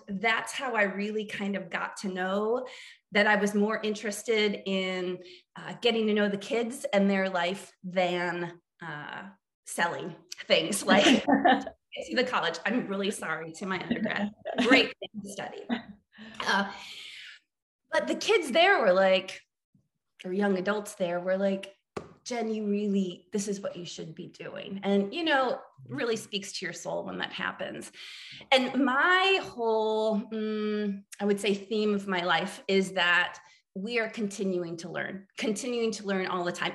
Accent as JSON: {"language": "English", "region": "central Illinois", "country": "United States", "tie": "born or raised there", "also_born_or_lived": "New Jersey / New York / Chicago / Asheville, North Carolina", "moved": "as an adult", "lives_now": "Austin, United States", "said": "I am from Illinois, grew up on a farm uh, in the middle of uh, central Illinois"}